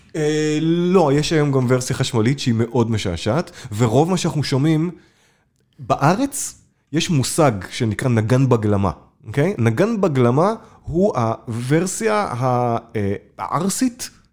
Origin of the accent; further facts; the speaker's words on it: Hadera, Haifa District, Israel; השכונה שבה גדלתי, בחדרה, מגיל 10 עד 18